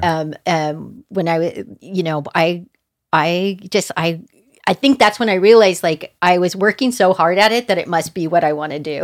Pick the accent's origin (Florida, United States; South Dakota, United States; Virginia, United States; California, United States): California, United States; Manhattan Beach; I was born in Manhattan Beach, California